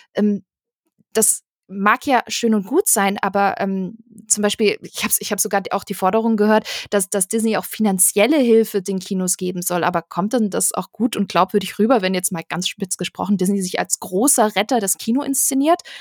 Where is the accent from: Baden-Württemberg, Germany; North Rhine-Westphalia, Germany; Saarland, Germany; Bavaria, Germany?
Baden-Württemberg, Germany; Stuttgart area; Ich komme aus der Ecke Stuttgart